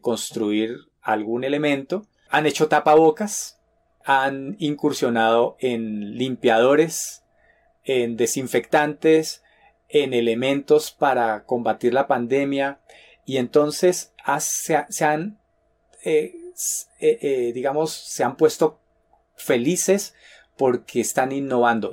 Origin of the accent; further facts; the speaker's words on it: Colombia; en mi país, en Colombia